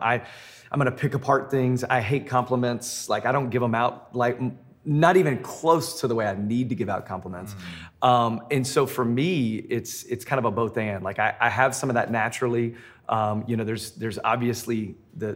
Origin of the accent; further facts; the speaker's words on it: Memphis, Tennessee, United States; now in Denver, United States; I'm originally from Memphis.